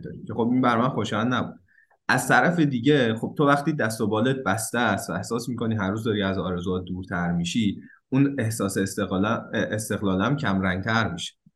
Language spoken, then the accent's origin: Persian; Isfahan, Iran; moved away as an adult; also born or lived in Tehran, Iran; now in Turin, Italy; من 18 سالگی از اصفهان اومده بودم تهران